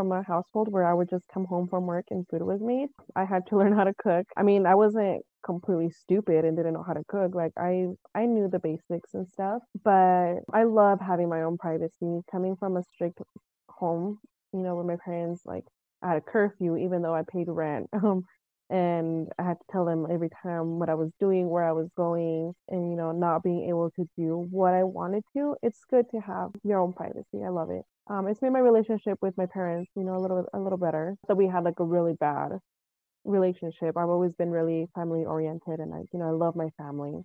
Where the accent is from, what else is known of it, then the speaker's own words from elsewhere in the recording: Salt Lake City, Utah, United States; also born or lived in Iowa; And then I was raised in Rose Park